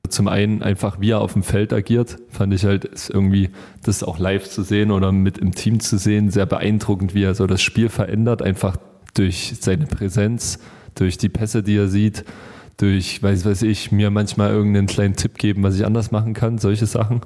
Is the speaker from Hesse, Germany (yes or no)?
no; Chemnitz, Saxony, Germany; ich bin Chemnitzer, ich, ich liebe es hier in der Stadt